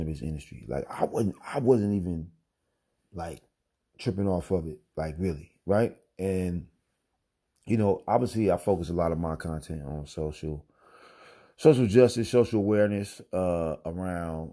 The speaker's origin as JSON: {"language": "English", "region": "Missouri", "country": "United States", "tie": "born or raised there", "said": "my home state, Missouri"}